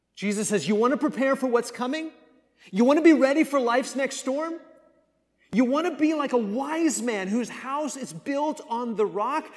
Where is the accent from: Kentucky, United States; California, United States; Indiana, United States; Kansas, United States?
Kansas, United States; moved away; I grew up in Kansas where we experienced a lot of those tor-, storms